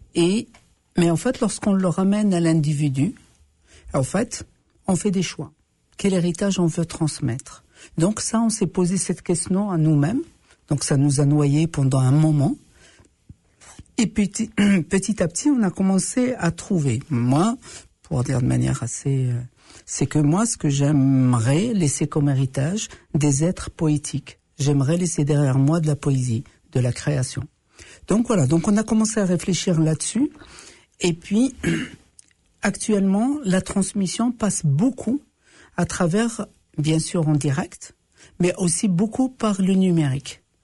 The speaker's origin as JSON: {"language": "French", "country": "Morocco", "moved": "yes", "lives_now": "Canada", "said": "chez nous, les autochtones, on les appelle les Amazirs les hommes libres"}